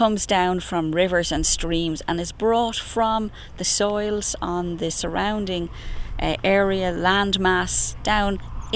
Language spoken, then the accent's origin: English; Dublin, Leinster, Ireland; I grew up in Clontarf, just off the Clontarf Road, so I was constantly as a child looking at this area